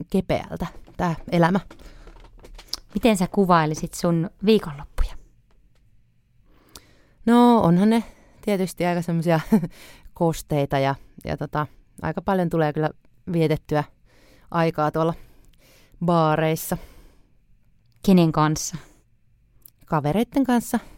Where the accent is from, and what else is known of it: Helsinki, Uusimaa, Finland